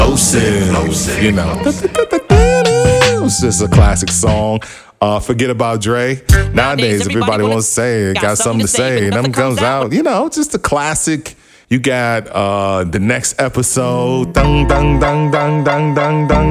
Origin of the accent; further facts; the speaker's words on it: Milwaukee, Wisconsin, United States; moved away; from my time in my hometown in Milwaukee, where I got my start in radio